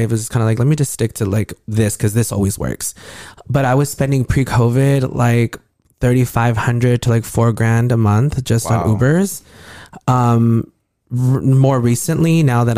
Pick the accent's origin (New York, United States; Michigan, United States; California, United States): California, United States; Rialto; I grew up in Rialto